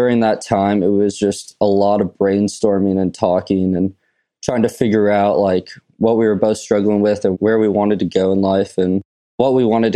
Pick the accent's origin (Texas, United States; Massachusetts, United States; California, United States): California, United States; I'm from California